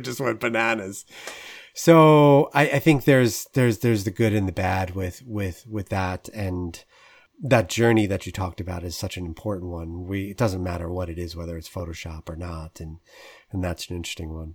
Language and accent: English; New York suburbs, United States; as a kid growing up in the New York suburbs